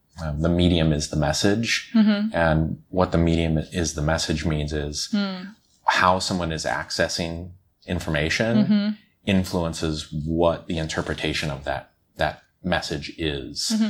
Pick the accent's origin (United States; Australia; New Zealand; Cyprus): United States; Omaha, Nebraska; moved away as an adult; now in China; I'm from the States, originally from the Midwest, so right in the center, Omaha, Nebraska